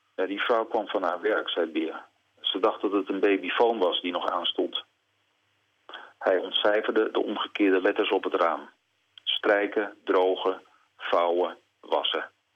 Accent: Netherlands

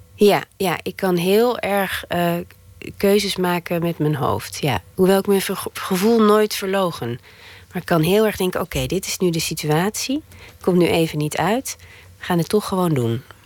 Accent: Netherlands; moved away as an adult; also born or lived in Antwerp, Belgium; now in Belgium; ik ben en blijf een Hollandse

